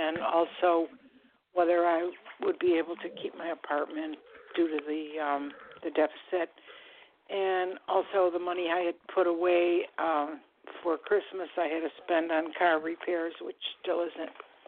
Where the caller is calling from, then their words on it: Florida, United States; I'm calling from Florida.